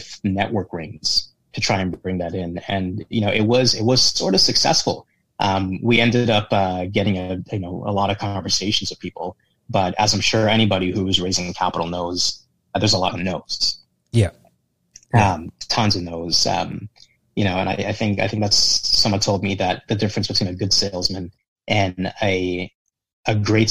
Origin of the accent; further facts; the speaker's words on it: Toronto, Ontario, Canada; I'm from Toronto.